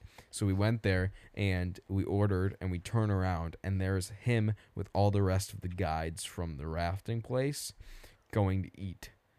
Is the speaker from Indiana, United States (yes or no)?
yes; Indiana, United States; nobody cares because we're from Indiana